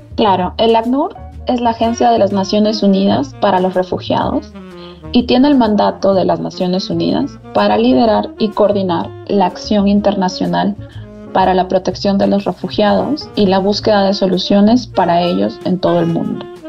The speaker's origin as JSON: {"language": "Spanish", "country": "Peru", "also_born_or_lived": "Thailand / Costa Rica / Lebanon / Sierra Leone", "moved": "as an adult", "lives_now": "Colombia", "said": "soy economista eh, de Perú"}